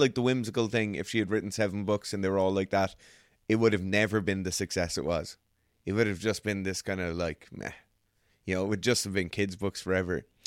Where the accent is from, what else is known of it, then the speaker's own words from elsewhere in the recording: Ireland; as Irish people